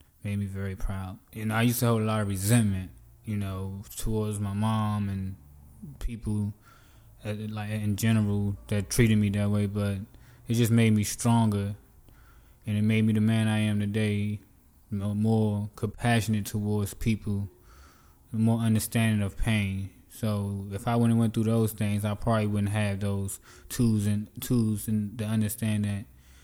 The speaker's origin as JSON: {"language": "English", "area": "D.C.", "region": "Maryland area", "country": "United States", "tie": "born or raised there", "also_born_or_lived": "Virginia", "said": "I'm originally from Virginia, but I grew up in the D.C., Maryland area"}